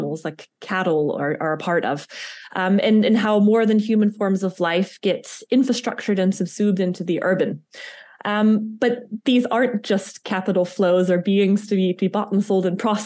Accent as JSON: {"language": "English", "country": "United States", "accent": "American", "moved": "yes", "lives_now": "Liechtenstein", "said": "my American accent"}